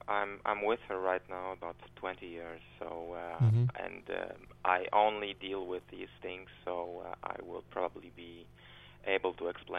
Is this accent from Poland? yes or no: yes; Poland; my home country, namely in Poland.